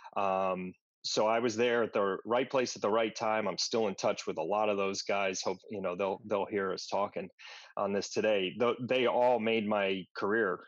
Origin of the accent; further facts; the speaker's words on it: Westchester, New York, United States; moved away as an adult; also born or lived in Washington, D.C.; I grew up in Westchester, up in New York